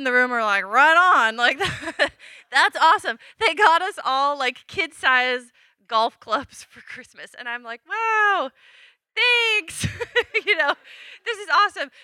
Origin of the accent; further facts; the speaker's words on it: Washington, United States; I grew up in Washington